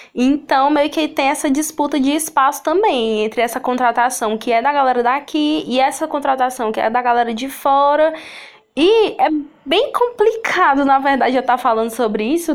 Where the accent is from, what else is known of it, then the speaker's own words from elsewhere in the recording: Sobral, Ceará, Brazil; eu ser do interior do estado do Ceará, né, da cidade de Sobral, eu que nasci aqui em Sobral